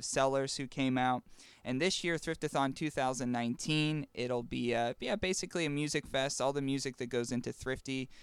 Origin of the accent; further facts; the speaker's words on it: Western Pennsylvania, United States; Being from Western P